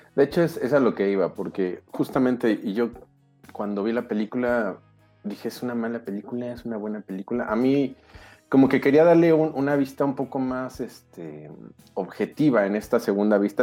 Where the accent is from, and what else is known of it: León, Guanajuato, Mexico; born or raised there; now in Mexico City, Mexico